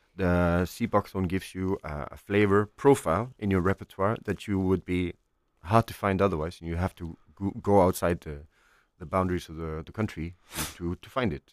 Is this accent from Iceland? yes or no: yes; Iceland; moved away as an adult; I'm from Iceland, um, uh, which is a phenomenal country